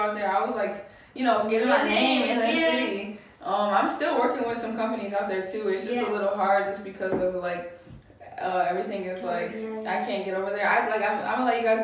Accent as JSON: {"language": "English", "town": "Buchanan", "region": "Michigan", "country": "United States", "also_born_or_lived": "Detroit", "said": "A small town in Michigan called Buchanan."}